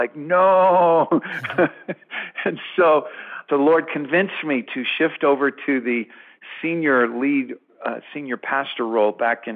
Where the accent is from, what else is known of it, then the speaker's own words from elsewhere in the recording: Colorado, United States; moved away; also born or lived in Dallas-Fort Worth, Texas / Tulsa, Oklahoma; I'm originally from Colorado, but ended up in the Dallas-Fort Worth area